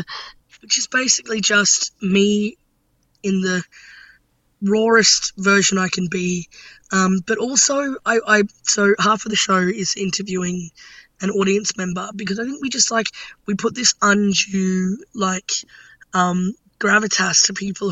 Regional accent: Brisbane, Queensland, Australia; I'm from Brisbane

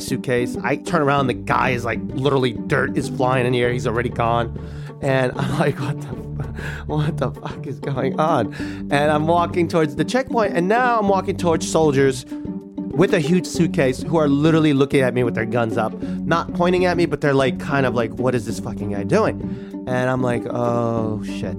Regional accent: New York, United States; I'm like from New York

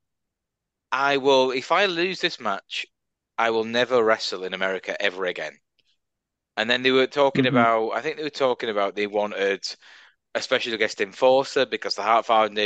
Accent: England, United Kingdom; moved away as an adult; as an English guy

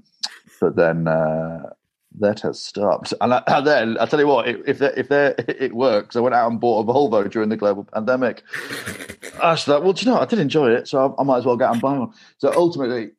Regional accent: Grimsby, Yorkshire and the Humber, United Kingdom; moved away as an adult; now in London, United Kingdom; growing up in Grimsby

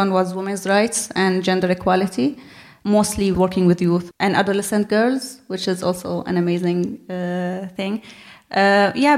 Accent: Syria; moved away as an adult; also born or lived in Jordan / Brighton; now in London, United Kingdom; I was born and raised in Syria. Moved to Jordan in 2012 when I was 19.

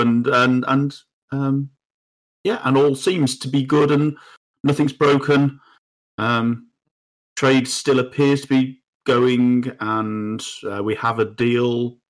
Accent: United Kingdom; we as the British people

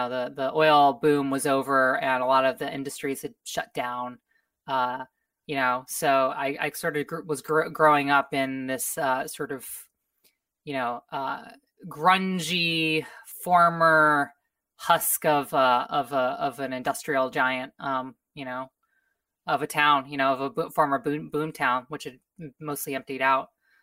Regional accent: Oklahoma, United States; So I grew up in the Midwest, in the Heartland, as it's known in the U.S., state of Oklahoma

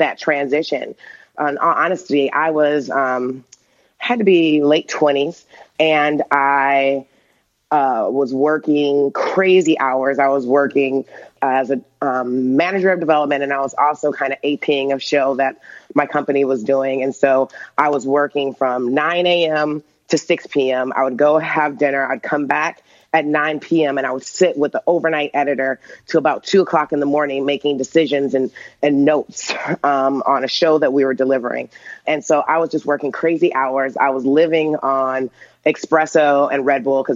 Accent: Michigan, United States; moved away as an adult; I was from Michigan

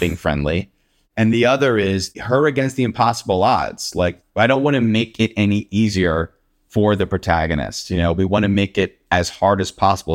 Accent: Willow Grove, Pennsylvania, United States; moved away; also born or lived in Los Angeles; I grew up around Willow Grove, um, and went to Cheltenham High School

